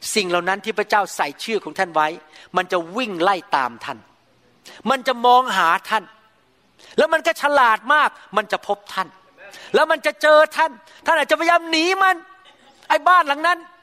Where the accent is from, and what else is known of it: Thailand; now in United States